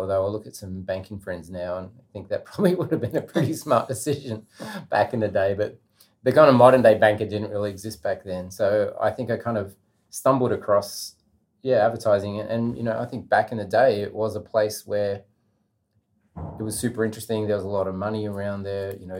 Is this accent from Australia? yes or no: yes; Australia; I'm coming from Australia and I want to work for free for a week.